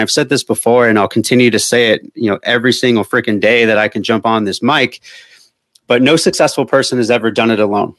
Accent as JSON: {"language": "English", "town": "Albuquerque", "region": "New Mexico", "country": "United States", "tie": "born or raised there", "moved": "yes", "lives_now": "Tucson, United States"}